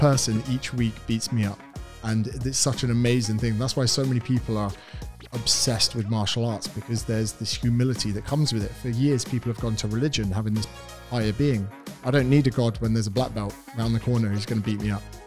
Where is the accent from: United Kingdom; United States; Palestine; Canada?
United Kingdom; accent: British; moved away as an adult; now in Australia; I am British. I'm from the United Kingdom.